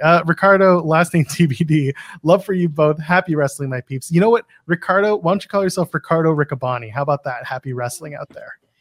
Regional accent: Canada; I'm Canadian

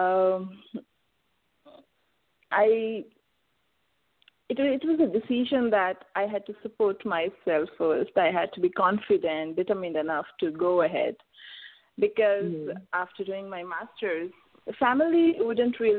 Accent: India; I am from India

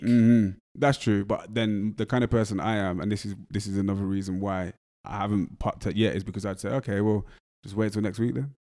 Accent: Wolverhampton, West Midlands, United Kingdom; accent: English; I grew up in Wolverhampton, so I was around a lot of Jamaican people

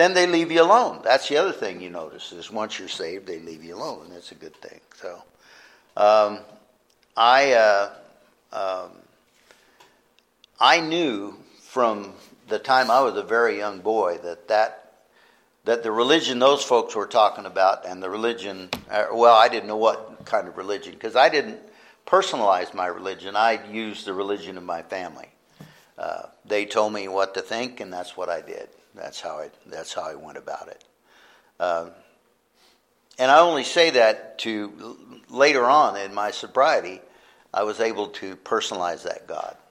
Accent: Palo Verde, Arizona, United States; I am a local guy. I grew up in the Buckeye area, actually Palo Verde, the big town of Palo Verde

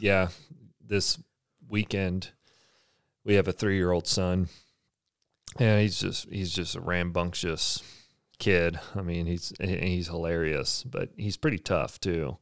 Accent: Texas, United States; now in Provo, United States; I'm from Texas

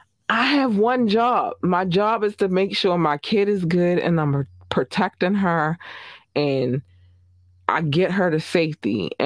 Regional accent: Baltimore, Maryland, United States; I grew up in Baltimore City. So the one thing that I noticed is that when they're flying a little lower and circling the helicopter, they're looking for somebody. I know this because I'm a hood baby, right?

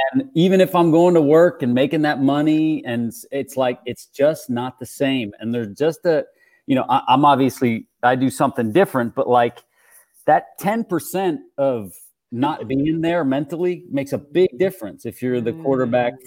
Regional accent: Canada; I'm Canadian and I grew up in the early 90s

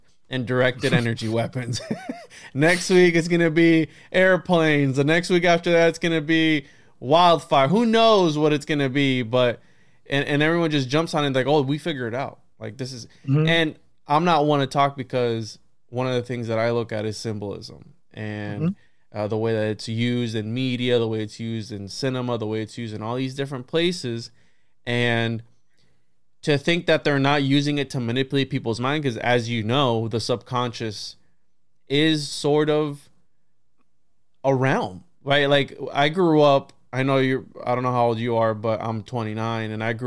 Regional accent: Puerto Rico; I was born in Puerto Rico

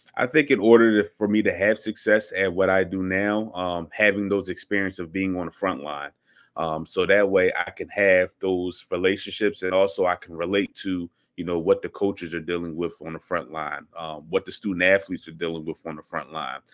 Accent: Philadelphia, Pennsylvania, United States; moved away as an adult; also born or lived in St. Louis, Missouri; I am from Philadelphia, born and raised

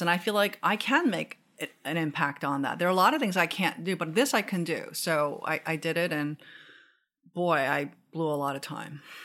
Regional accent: Seoul, South Korea; also born or lived in Japan; now in United States; I grew up in Seoul and then I came to the US.

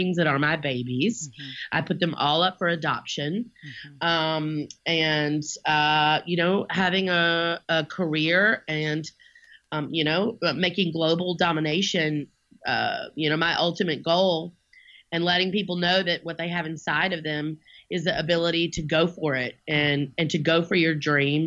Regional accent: Montgomery, Alabama, United States; growing up in Montgomery, Alabama

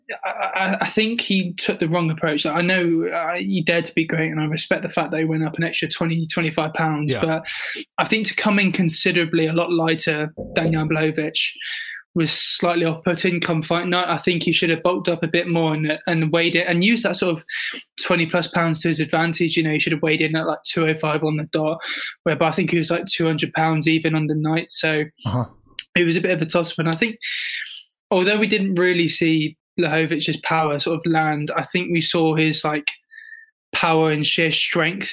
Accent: South West England, United Kingdom; born or raised there

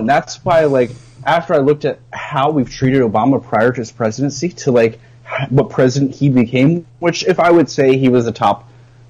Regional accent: Lancaster, Pennsylvania, United States; Lancaster, Pennsylvania, my hometown

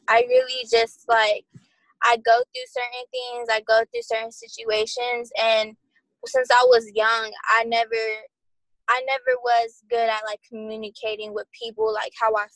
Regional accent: Coachella, California, United States; I'm from Coachella

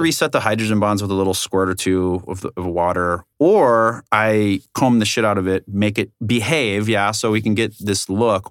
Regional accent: South Orange County, California, United States; originally I'm from South Orange County, you know, beautiful place

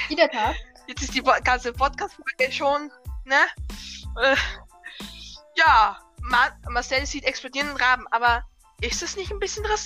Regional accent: Lower Austria, Austria; accent: Lower Austrian; Vielleicht ein bisschen niederösterreichisch.

